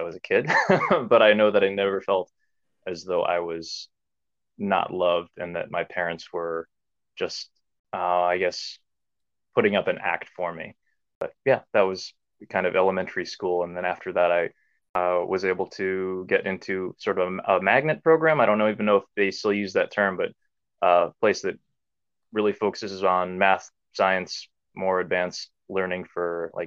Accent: Omaha, Nebraska, United States; also born or lived in South Korea; I was adopted from South Korea to North Omaha, Nebraska. And my parents still live there to this day. And the community that I grew up within was predominantly Black

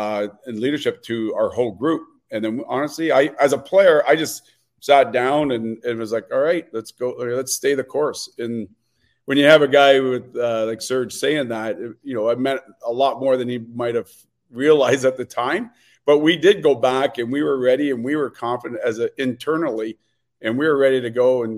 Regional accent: England, United Kingdom; as an English guy coming to Montreal and being traded for a 50-goal scorer

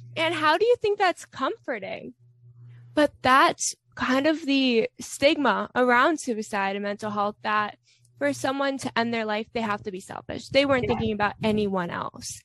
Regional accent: Florida, United States; I'm from Florida

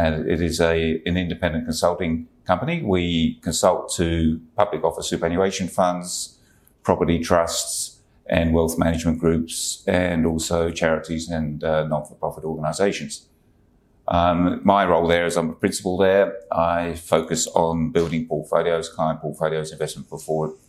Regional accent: London, United Kingdom; moved away as an adult; now in Hobart, Australia; you can tell from my accent, I'm originally from London.

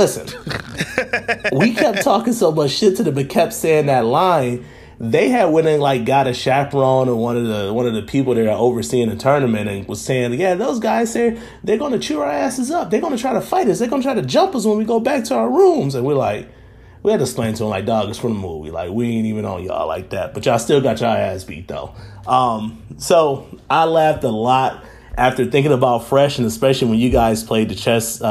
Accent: Detroit, Michigan, United States; we're from the D. You know, we're from Detroit Public Schools

